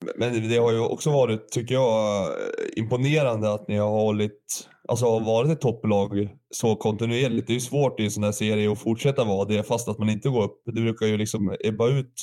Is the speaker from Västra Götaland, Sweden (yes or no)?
no; Sundsvall, Västernorrland County, Sweden; born or raised there; also born or lived in Gävle, Sweden / Valbo, Sweden